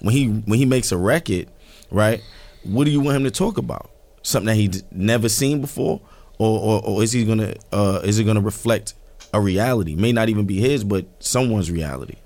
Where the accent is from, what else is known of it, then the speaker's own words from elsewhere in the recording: New York City, New York, United States; I'm from Marcy Projects.